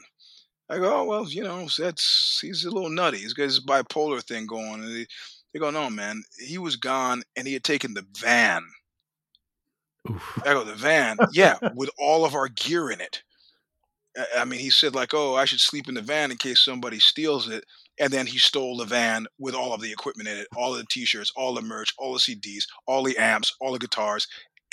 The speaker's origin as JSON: {"language": "English", "region": "New York", "country": "United States", "also_born_or_lived": "Northern California", "moved": "as an adult", "lives_now": "California, United States", "said": "I'm a New Yorker at heart"}